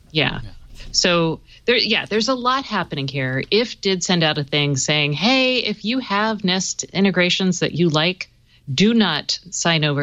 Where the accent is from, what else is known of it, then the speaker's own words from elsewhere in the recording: the South, United States; I'm from the South